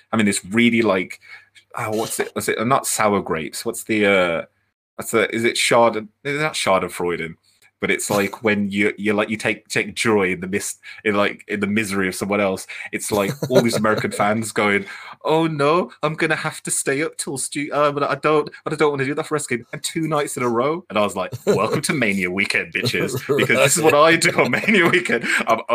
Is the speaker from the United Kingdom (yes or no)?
yes; United Kingdom; I was like, UK